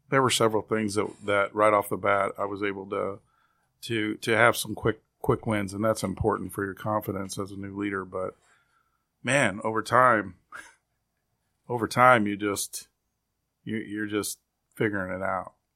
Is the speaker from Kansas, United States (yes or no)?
yes; Kansas City, Kansas, United States; also born or lived in Springfield, Missouri; I was born and raised in Kansas City, Kansas, and that is my home community.